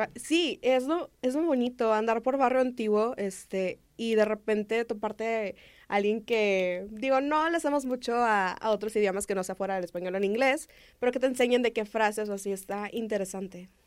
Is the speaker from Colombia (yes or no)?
no; Nuevo León, Mexico; somos de Nuevo León, acá nos gustan las carnitas asadas